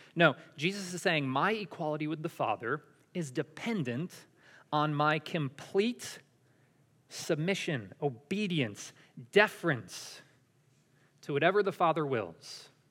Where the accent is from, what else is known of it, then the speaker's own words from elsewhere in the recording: Syracuse, New York, United States; moved away; I'm from Syracuse in New York.